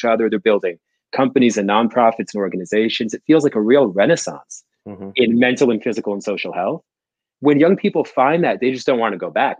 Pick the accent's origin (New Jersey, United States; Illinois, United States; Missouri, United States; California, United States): New Jersey, United States; I grew up in Jersey in a rough neighborhood with no archetype for health or fitness.